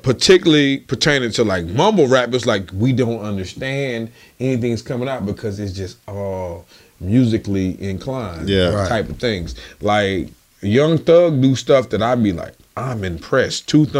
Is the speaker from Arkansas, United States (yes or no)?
yes; Forest City, Arkansas, United States; Well, I'm from Little Rock. I'm from Forest City. We hear the difference in the dialect.